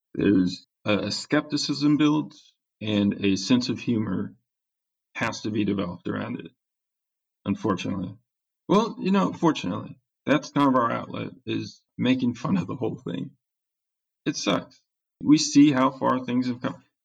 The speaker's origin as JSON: {"language": "English", "region": "California", "country": "United States", "moved": "as an adult", "lives_now": "Kansas City, United States", "said": "I'm from California"}